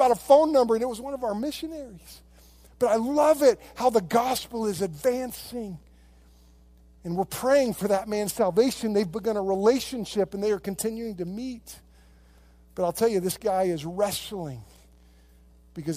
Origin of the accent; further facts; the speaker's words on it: United States; I love being an American. I love being here. And I love my country